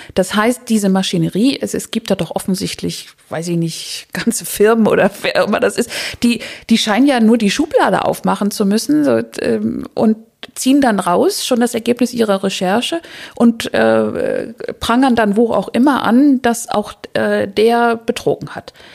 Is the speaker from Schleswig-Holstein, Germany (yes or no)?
yes; Schleswig-Holstein, Germany; mein Schleswig-Holstein ist meine Heimat eigentlich